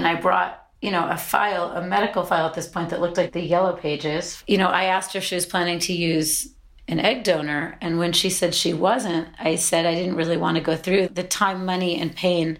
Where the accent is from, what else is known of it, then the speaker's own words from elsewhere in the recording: United States; also born or lived in London; We're both American, but we were living in London